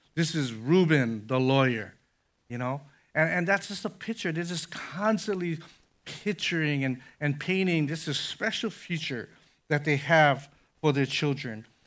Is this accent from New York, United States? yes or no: no; Conway, Illinois, United States; I had a neighbor growing up in Conway, Illinois